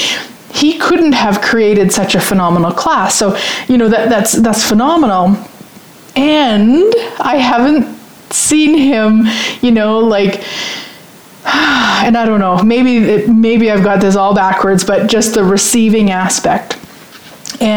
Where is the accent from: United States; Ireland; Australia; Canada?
Canada; being Canadian